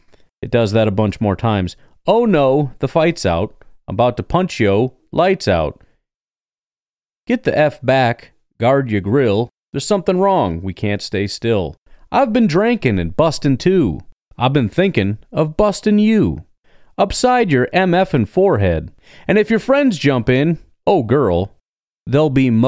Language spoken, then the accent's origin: English; Illinois, United States; moved away; I grew up in Illinois